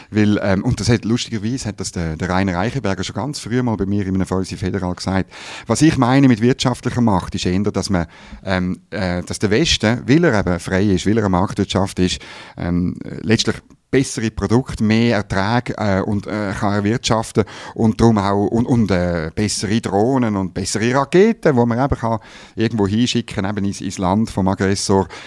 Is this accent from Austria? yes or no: no; Switzerland; natürlich ist das gratis Mut, wenn ich das als Schweizer sage, ich ziehe nicht in den Krieg